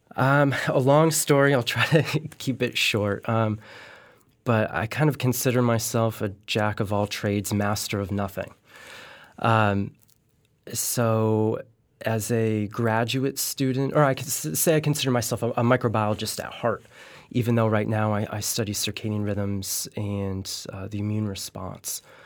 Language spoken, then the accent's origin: English; Connecticut, United States; living in Connecticut, I'm from Connecticut